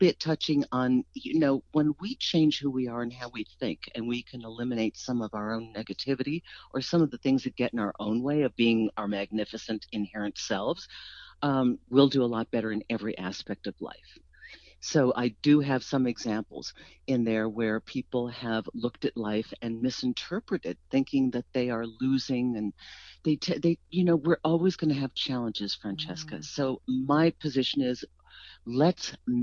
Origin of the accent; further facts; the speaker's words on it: East Coast, United States; we're from the East Coast